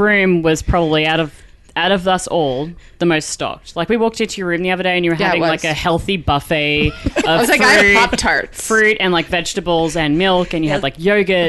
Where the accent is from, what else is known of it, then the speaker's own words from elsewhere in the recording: Singapore; Like, I come from Singapore.